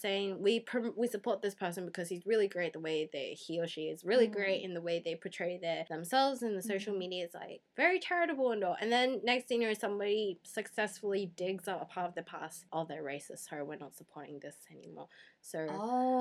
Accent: Australia; English is a second language; since English is my second language and so growing up in Australia where I have to learn the proper grammar

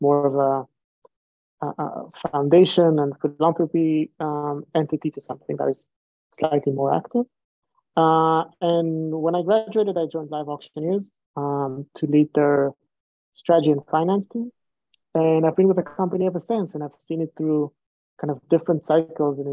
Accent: Israel; moved away as an adult; now in United States; I'm originally from Israel

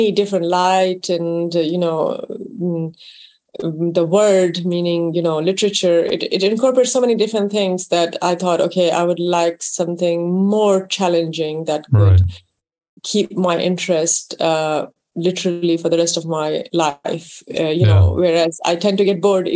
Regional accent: Karachi, Sindh, Pakistan; moved away; also born or lived in London; So I grew up in Pakistan.

